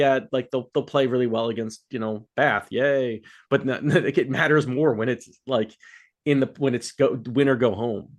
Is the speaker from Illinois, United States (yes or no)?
no; Philadelphia, Pennsylvania, United States; I'm from Philadelphia